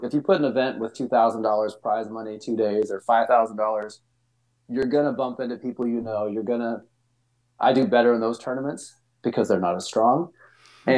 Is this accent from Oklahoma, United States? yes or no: no; Santa Barbara, California, United States; moved away as an adult; even though I was from Santa Barbara, I didn't grow up playing beach